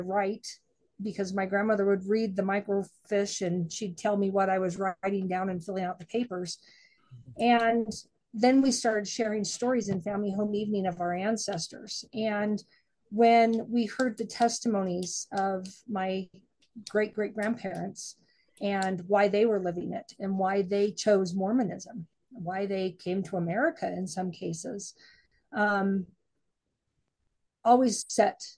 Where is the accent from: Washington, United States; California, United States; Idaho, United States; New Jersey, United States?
Idaho, United States; I didn't grow up in Utah. I grew up in Idaho